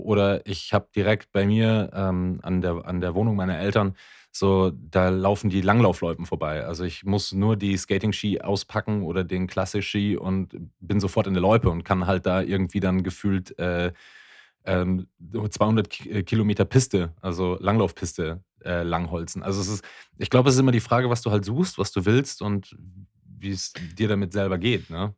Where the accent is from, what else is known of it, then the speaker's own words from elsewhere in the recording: Ruhpolding, Bavaria, Germany; moved away; in dem Ort, wo ich herkomme, so ist es einer der größten Arbeitgeber der Region